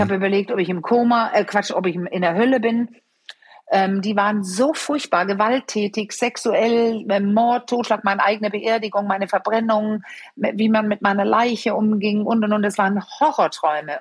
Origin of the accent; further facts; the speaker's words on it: Denmark; German is a second language; moved away; ich bin Dänin